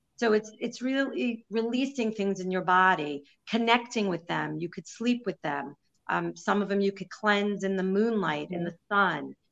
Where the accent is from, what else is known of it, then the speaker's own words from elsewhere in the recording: New York City, New York, United States; I'm Jewish from Brooklyn